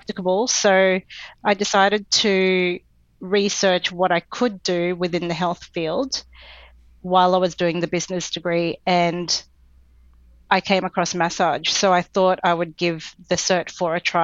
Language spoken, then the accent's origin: English; Brisbane, Queensland, Australia; born or raised there; also born or lived in Philippines / Canberra